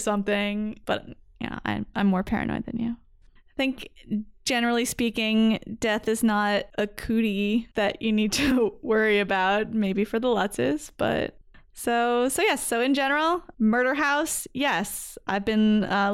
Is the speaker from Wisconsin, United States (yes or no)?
no; Belmar, New Jersey, United States; moved away; also born or lived in St. Louis / Cincinnati; where I grew up in Belmar, New Jersey